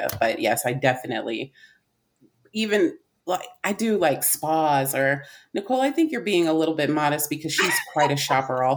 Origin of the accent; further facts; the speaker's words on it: California, United States; I grew up in California